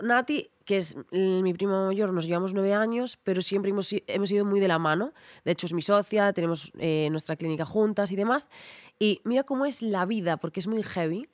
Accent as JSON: {"language": "Spanish", "town": "Ribeira", "region": "Galicia", "country": "Spain", "tie": "born or raised there", "also_born_or_lived": "A Coruña", "said": "en Ribeira, en mi pueblo, es una ciudad, pero es un pueblo, 30.000 habitantes."}